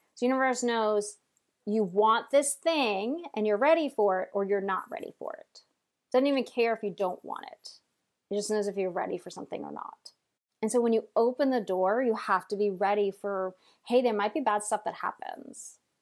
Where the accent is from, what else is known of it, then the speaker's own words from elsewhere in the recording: Long Island, New York, United States; I'm from Long Island, so I took trains every, every day to New York, to, to Manhattan to work.